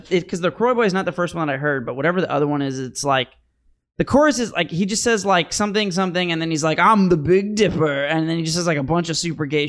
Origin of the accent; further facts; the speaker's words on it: St. Charles, Missouri, United States; I'm from St. Charles